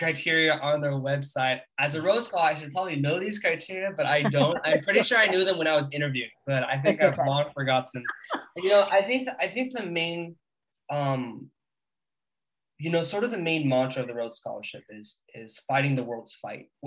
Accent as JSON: {"language": "English", "region": "California", "country": "United States", "said": "I'm from California"}